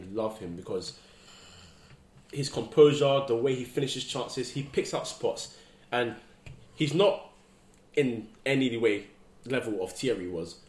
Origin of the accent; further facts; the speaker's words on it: Ghana; I'm Ghanaian as well